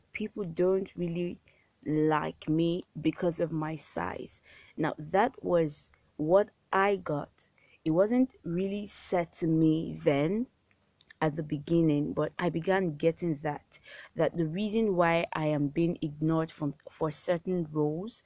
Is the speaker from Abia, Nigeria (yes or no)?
no; Warri, Delta, Nigeria; I grew up in Warri. I was born there and I grew up in Warri.